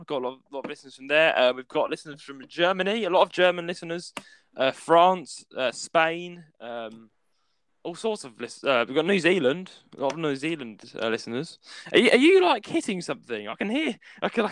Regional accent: United Kingdom; we're both British

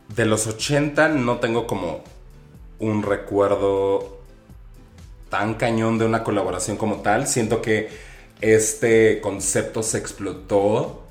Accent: Aguascalientes, Mexico; moved away as an adult; now in Mexico City, Mexico; yo soy señorita provinciana de Aguascalientes, llegué a la Ciudad de México con la intención de ser diseñador

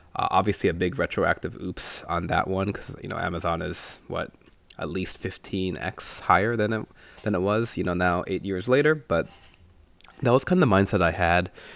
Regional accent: India; moved away; since he's Sri Lankan and I'm Indian

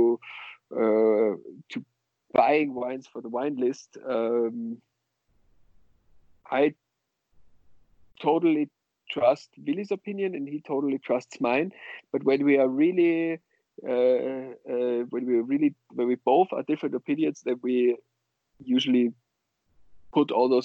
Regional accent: Austria; now in Berlin, Germany; I come originally from Austria. I live in Berlin, and I come from the mountainous western part of Austria.

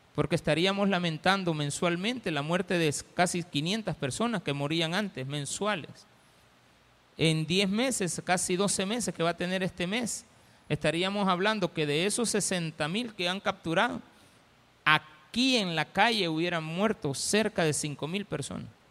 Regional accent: El Salvador; somos salvadoreños

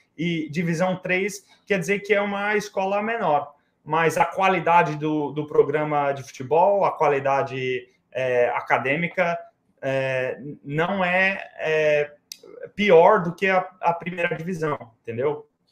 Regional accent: Oakland, California, United States; moved away as an adult; also born or lived in Poughkeepsie, New York / New York City; now in New York, United States; eu cresci, eu cresci em Oakland, é, eu, eu estudei em Oakland, eu fiz tudo, tudo lá até os 18 anos

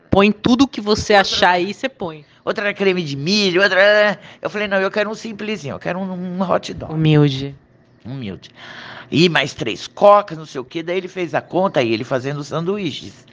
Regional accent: São Paulo, Brazil; Não, nós somos de São Paulo.

